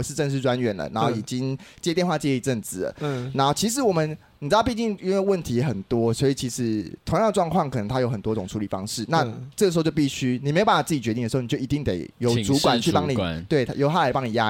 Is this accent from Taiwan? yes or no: yes; Taiwan; 白痴不知道我是台妹是不是啊？